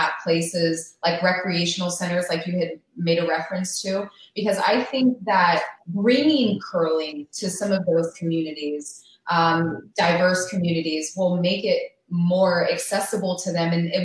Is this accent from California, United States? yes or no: yes; California, United States; we're those from California